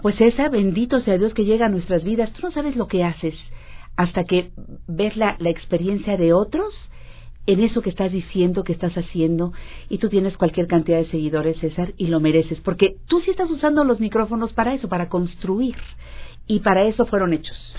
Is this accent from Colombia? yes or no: no; Mexico